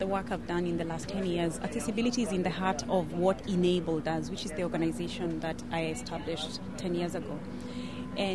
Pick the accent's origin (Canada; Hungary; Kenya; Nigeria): Kenya; moved away as an adult; now in Washington, D.C., United States; from Kenya, but I've spent my entire adult life in the United States, so I live in Washington, D.C.